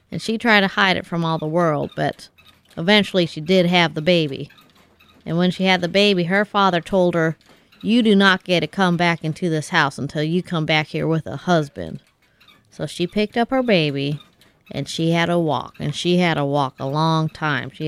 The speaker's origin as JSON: {"language": "English", "region": "Kansas", "country": "United States", "said": "Did I tell you that I'm from Kansas?"}